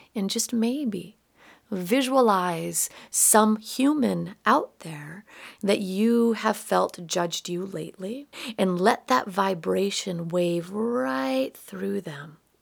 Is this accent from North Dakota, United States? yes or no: yes; Minot, North Dakota, United States; growing up in Minot, North Dakota